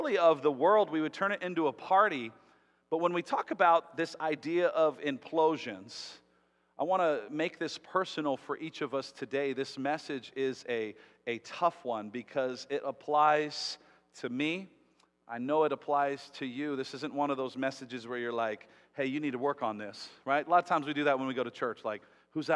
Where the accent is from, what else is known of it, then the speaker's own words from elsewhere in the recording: Las Vegas, Nevada, United States; I'm one of those crazy ones that was born and raised in Las Vegas.